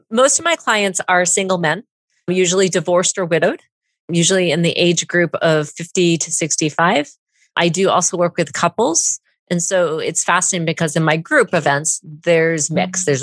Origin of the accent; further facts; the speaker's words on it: Vancouver, British Columbia, Canada; also born or lived in Southern California; now in United States; So I am from Vancouver, BC. Okay. I am in the States right now in Oregon in the Pacific Northwest.